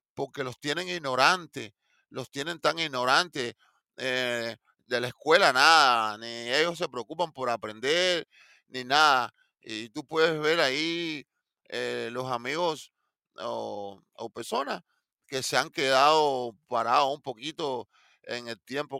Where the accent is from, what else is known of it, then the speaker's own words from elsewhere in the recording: Cuba; moved away; yo soy cubano